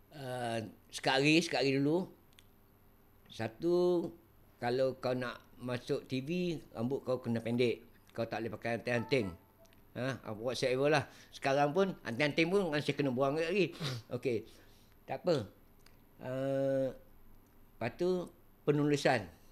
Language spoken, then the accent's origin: Malay; Kelantan, Malaysia; moved away; also born or lived in Johor; aku orang Kelantan